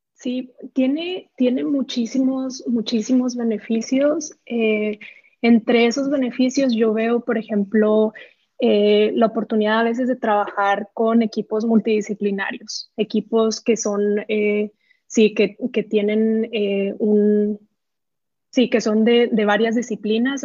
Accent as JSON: {"language": "Spanish", "town": "Benito Juárez", "region": "Chihuahua", "country": "Mexico", "moved": "as an adult", "said": "yo no soy de Ciudad Juárez, soy de un pueblo que se llama Benito Juárez, en, el municipio de Buenaventura. Eh, a los 18 me tengo que mudar a, Ciudad Juárez"}